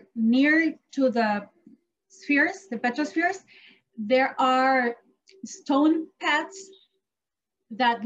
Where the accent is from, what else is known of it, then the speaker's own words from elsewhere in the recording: Costa Rica; I'm from Costa